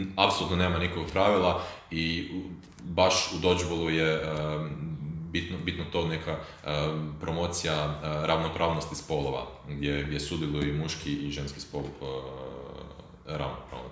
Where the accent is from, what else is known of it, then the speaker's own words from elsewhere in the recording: Croatia; kod nas u Hrvatskoj